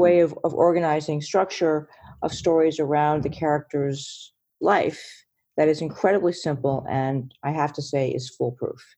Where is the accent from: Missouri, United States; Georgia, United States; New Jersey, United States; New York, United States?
New York, United States; I'm from New York